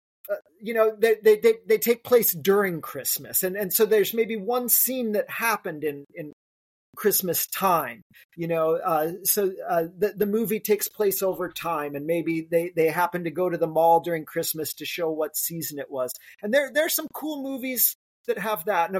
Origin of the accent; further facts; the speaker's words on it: South Lake Tahoe, California, United States; I grew up in South Lake Tahoe